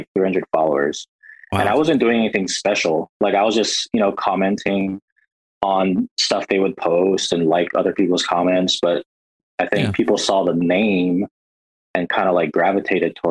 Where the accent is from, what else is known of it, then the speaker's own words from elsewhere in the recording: Hawaii, United States; moved away as an adult; now in Washington, United States; I'm from Hawaii, grew up there, born and raised.